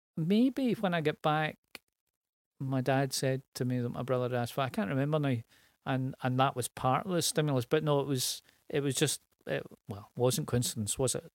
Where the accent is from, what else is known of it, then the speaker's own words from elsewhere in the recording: Glasgow, Scotland, United Kingdom; East End of Glasgow. Grew up in a tenement.